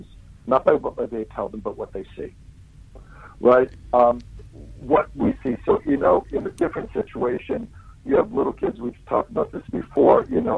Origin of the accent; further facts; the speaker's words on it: United States; now in New Zealand; I'm American and Italian